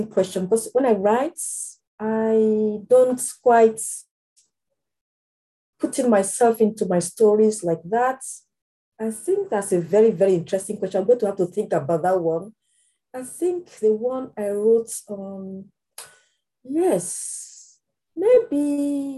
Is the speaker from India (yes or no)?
no; Nigeria; moved away as an adult; now in United Kingdom; I'm British Nigerian